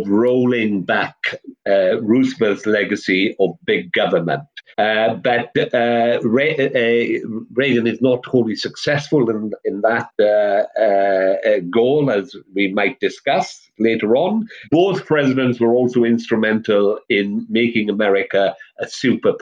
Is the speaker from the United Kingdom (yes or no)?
yes; South Wales, United Kingdom; moved away; I come from South Wales, that's the Labour heartland. Well, it was when I was there anyway